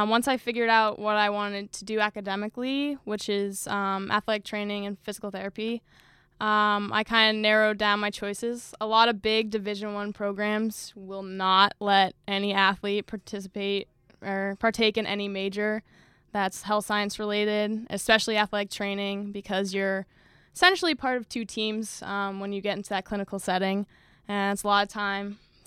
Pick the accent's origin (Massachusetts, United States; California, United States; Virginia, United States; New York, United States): Massachusetts, United States; northeast; I live very northeast in Massachusetts.